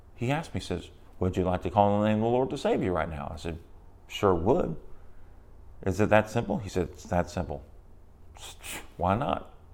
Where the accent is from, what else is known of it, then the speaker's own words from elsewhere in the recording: San Antonio, Texas, United States; I grew up in San Antonio, Texas, in a broken home